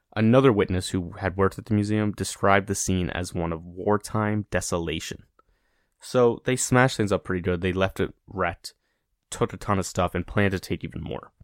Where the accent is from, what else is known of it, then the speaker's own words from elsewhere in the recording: United States; as an American